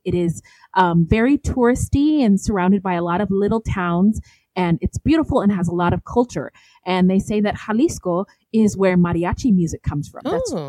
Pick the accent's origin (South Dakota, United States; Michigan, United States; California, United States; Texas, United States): California, United States; now in Phoenix, United States; growing up in California and living here in Phoenix